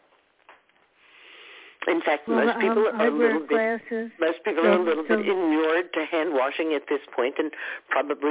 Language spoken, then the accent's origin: English; United States; as crass American